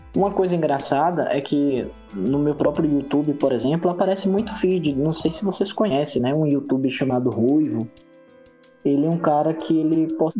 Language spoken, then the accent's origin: Portuguese; Northeast Region, Brazil; Eu sou do Nordeste